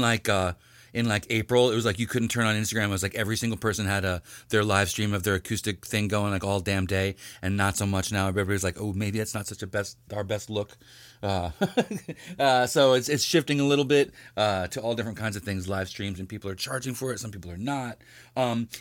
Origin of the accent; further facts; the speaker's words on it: New York, United States; I'm from New York.